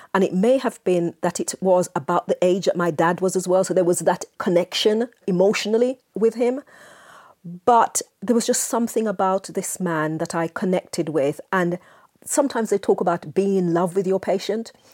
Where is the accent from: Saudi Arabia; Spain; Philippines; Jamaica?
Jamaica; moved away; I spent my formative years in Jamaica, as you may be able to tell from my accent